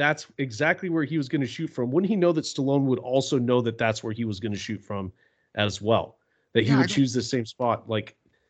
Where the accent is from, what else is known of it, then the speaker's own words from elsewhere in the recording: Texas, United States; I'm Texan, and you know, we're Texan